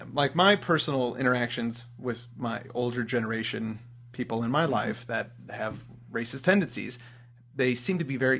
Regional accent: Midwest, United States; moved away; also born or lived in Los Angeles / Santa Monica / Pittsburgh; my hometown, which right, are, you know, the Quad Cities.

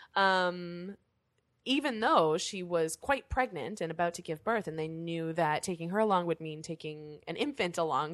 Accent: Canada; being Canadian

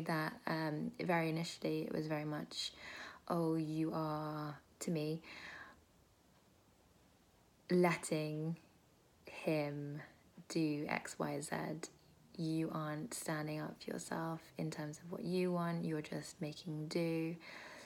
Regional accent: United Kingdom; I am British, Indian, Bengali

